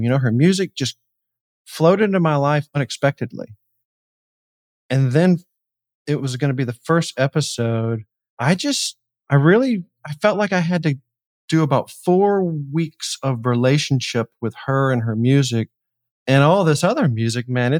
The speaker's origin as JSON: {"language": "English", "town": "Atlanta", "region": "Georgia", "country": "United States", "tie": "born or raised there", "said": "I'm in Atlanta, or I grew up in Atlanta"}